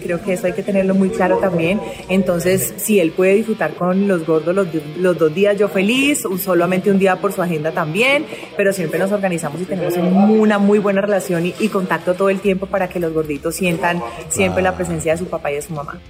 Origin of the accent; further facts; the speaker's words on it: Valle del Cauca, Colombia; mi tierrita, el Valle del Cauca